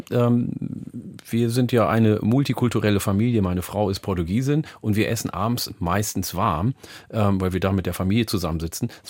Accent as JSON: {"language": "German", "town": "Oldenburg", "region": "Lower Saxony", "country": "Germany", "tie": "born or raised there", "said": "Schönen Gruß nach Oldenburg in meine alte Heimat."}